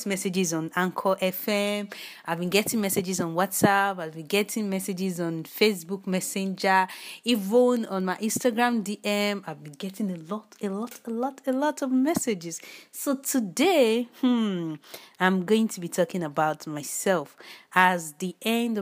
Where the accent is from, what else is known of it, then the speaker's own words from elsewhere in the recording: Nigeria; I'm a Nigerian. By birth, by origin, by nationality, by everything, I'm a Nigerian.